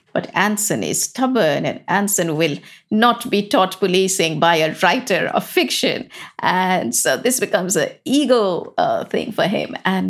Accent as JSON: {"language": "English", "region": "England", "country": "United Kingdom", "said": "And this is part of being English, is that we have the best justice system."}